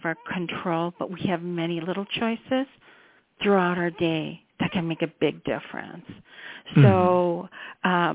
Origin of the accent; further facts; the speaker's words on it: Chicago suburbs, Illinois, United States; I grew up in the Chicago suburbs